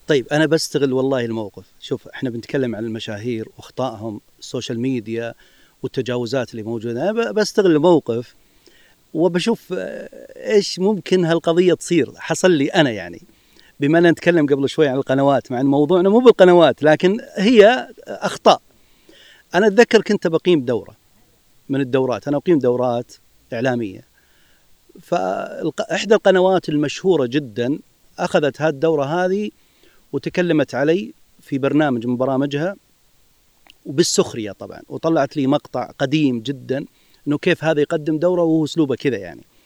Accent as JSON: {"language": "Arabic", "country": "Saudi Arabia", "said": "نحن في المملكه العربيه السعوديه"}